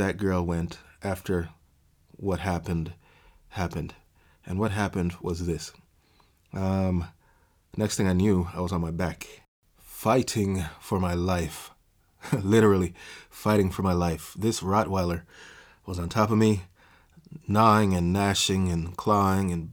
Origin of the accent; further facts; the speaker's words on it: Jamaica; I grew up in Jamaica